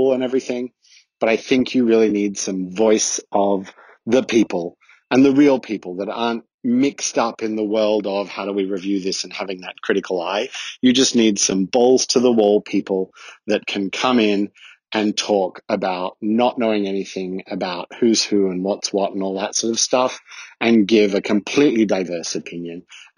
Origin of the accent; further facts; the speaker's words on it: Australia; now in Switzerland; It's … calling from Switzerland, but I'm originally Australian. If you can't tell, this is not a Swiss accent.